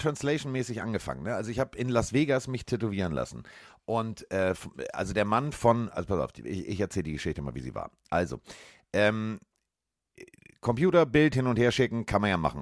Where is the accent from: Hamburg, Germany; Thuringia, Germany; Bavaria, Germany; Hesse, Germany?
Hamburg, Germany; ich bin aus Hamburg